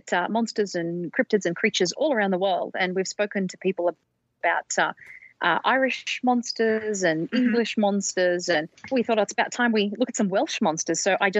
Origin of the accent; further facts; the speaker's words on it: Sydney, New South Wales, Australia; I'm from New South Wales in Australia, Sydney.